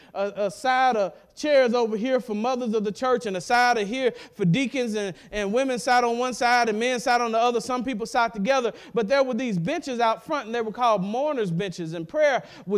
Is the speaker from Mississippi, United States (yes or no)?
yes; Madison County, Mississippi, United States; as a boy growing up in Madison County, Mississippi, which is part of central Mississippi